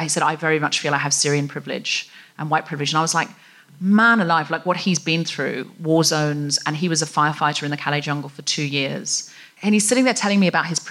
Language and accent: English; Gold Coast, Queensland, Australia; I was raised on the Gold Coast